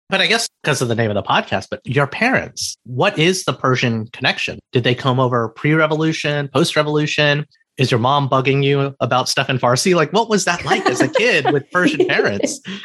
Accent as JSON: {"language": "English", "region": "Alabama", "country": "United States", "tie": "born or raised there", "said": "an Indian American boy who came from Alabama"}